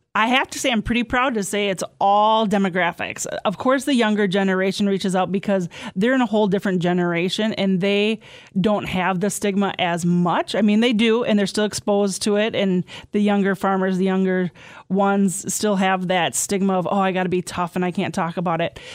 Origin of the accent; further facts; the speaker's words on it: southwest Wisconsin, United States; I'm from Inner Point in southwest Wisconsin that have a lot of mines there